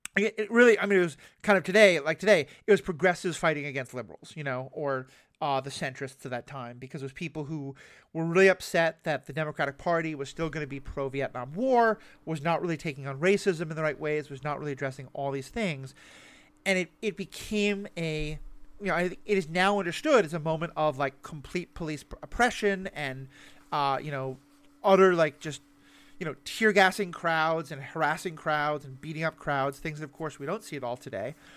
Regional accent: New York City, New York, United States; the New York City I grew up

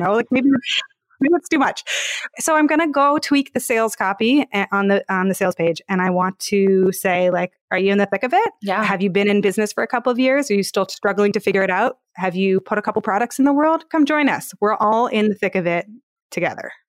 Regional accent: Palo Alto, California, United States; I used to work at startups and I'm from Palo Alto

